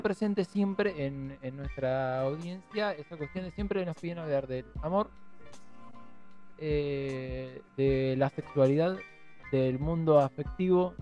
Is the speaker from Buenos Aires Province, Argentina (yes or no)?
yes; Buenos Aires Province, Argentina; en el segundo y tercer cordón del conurbano, quienes somos descendientes de familias que vienen del interior